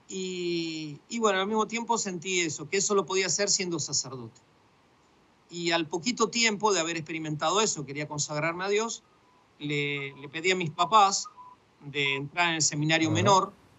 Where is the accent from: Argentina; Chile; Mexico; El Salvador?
Argentina; Buenos Aires; moved away as an adult; also born or lived in Egypt / Jordan; now in Gaza, Palestine; nací en el 69 y en Buenos Aires y, bueno, viví toda mi infancia ahí y mi adolescencia